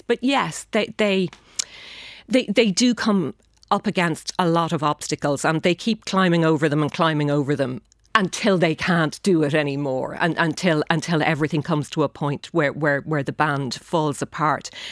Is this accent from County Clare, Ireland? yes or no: yes; Shannon, County Clare, Ireland; moved away as an adult; growing up in Shannon